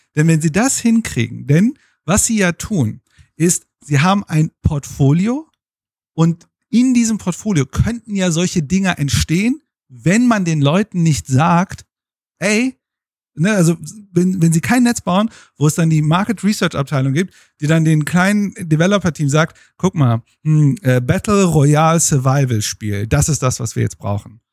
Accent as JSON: {"language": "German", "town": "Bochum", "region": "North Rhine-Westphalia", "country": "Germany", "said": "Ich komme aus Bochum und äh, aus dem Pott sozusagen"}